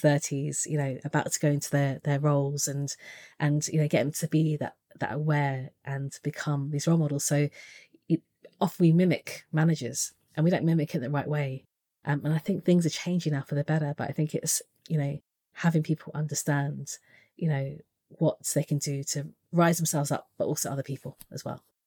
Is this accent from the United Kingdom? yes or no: yes; United Kingdom; being British, Asian